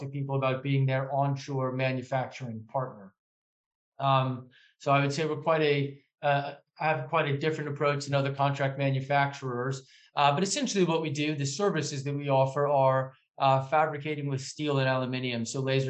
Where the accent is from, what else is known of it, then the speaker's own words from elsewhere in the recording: Indiana, United States; moved away as an adult; also born or lived in New York City / Kent; now in United Kingdom; I'm from Indiana, from America. Born and bred there